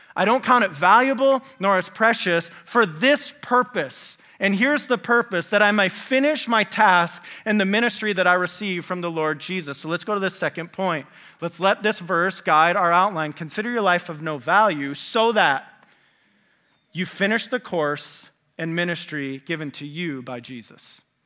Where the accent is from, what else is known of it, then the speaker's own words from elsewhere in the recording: West Michigan, United States; moved away as an adult; also born or lived in Indiana; I grew up in West Michigan.